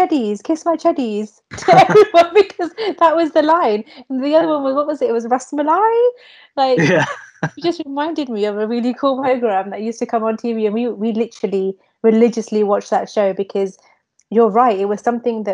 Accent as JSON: {"language": "English", "region": "London", "country": "United Kingdom", "tie": "born or raised there", "said": "you shouldn't have brought me to like London, you should have stayed in India. And it made me resent, you know, being Indian"}